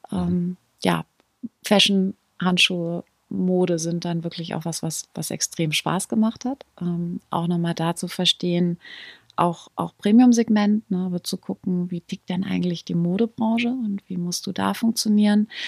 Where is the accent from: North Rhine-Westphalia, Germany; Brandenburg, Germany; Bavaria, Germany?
North Rhine-Westphalia, Germany; born there; ich bin in der Nähe von Münster, äh, bin ich geboren. Meine mhm. Eltern sind wahnsinnig viel umgezogen.